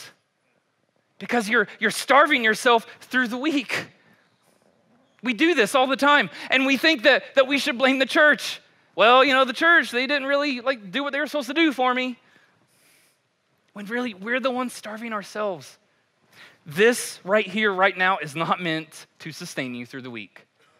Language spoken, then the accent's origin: English; Kentucky, United States; I'm a white boy from Kentucky